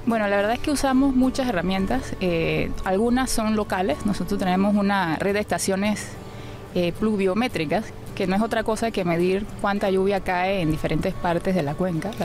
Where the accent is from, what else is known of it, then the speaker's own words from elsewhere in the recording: Panama; Soy panameña